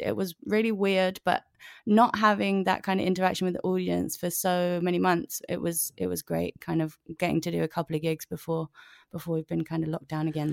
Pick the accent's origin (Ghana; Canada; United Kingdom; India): United Kingdom; London; London gal, I'm a London gal, North London